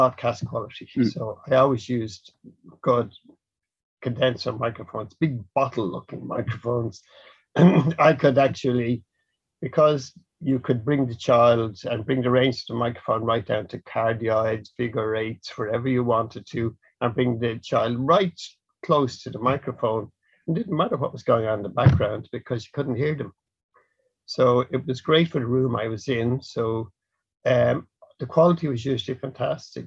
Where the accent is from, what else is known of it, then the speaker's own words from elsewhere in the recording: Dublin, Leinster, Ireland; I'm from Dublin.